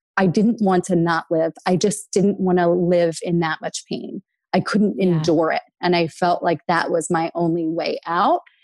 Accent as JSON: {"language": "English", "area": "small rural town outside of Philadelphia", "region": "Pennsylvania", "country": "United States", "tie": "born or raised there", "said": "we grew up below the poverty line. We grew up in Section 8 housing"}